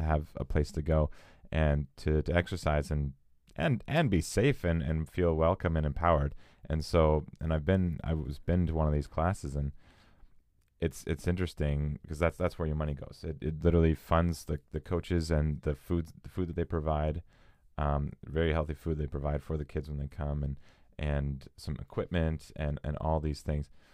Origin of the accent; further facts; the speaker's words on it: Edmonton, Alberta, Canada; now in Vancouver, Canada; we're from Edmonton